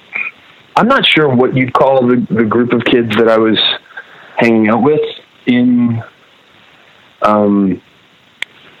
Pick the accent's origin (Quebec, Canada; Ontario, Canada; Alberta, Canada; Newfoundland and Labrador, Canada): Ontario, Canada; Grimsby; there weren't a group of punks when I grew up in Grimsby